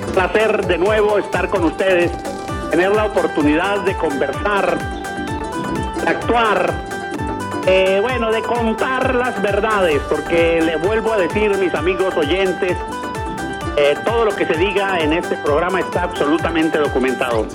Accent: Pregonero, Táchira, Venezuela; now in Boconó, Venezuela; Yo soy de un pueblo que llama Pregonero, en el estado Táchira, vivo en Boconó

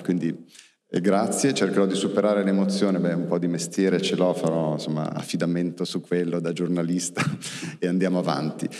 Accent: Milan, Lombardy, Italy; pur essendo milanese

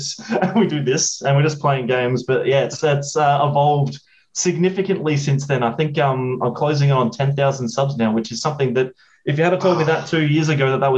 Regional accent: South Australia, Australia; I'm from Australia, originally from South Australia, which is in between, like smack bang in the middle of the continent

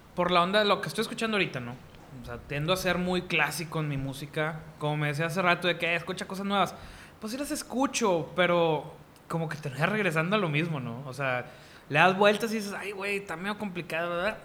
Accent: Monterrey, Nuevo León, Mexico; como buen regio

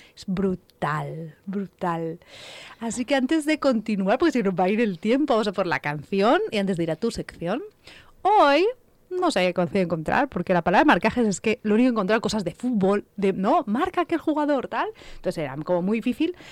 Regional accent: Catalonia, Spain; Yo soy catalana, pero no soy catalano parlante

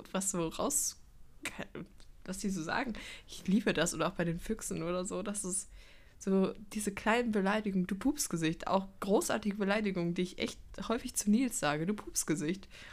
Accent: Cologne, North Rhine-Westphalia, Germany; wir als Kölner

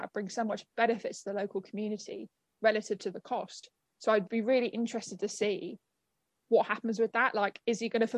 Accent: London, United Kingdom; as a Londoner

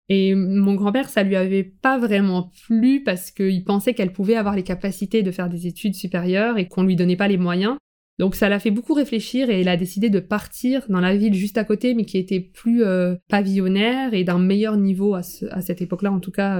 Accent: France; j'habite en France, je suis née en France

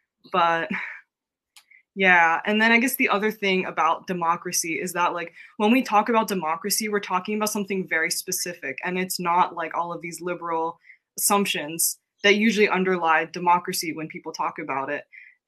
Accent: United States; being Korean American, I think it was a very profound journey actually, like coming up in this country a certain way, like being taught to think and to know Korea a certain way.

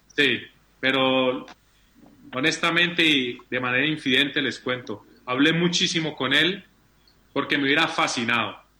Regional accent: Colombia; como colombiano

